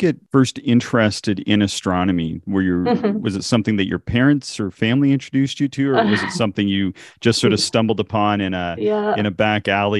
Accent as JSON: {"language": "English", "region": "Nova Scotia", "country": "Canada", "moved": "yes", "lives_now": "Alberta, Canada", "said": "I'm from Nova Scotia out east"}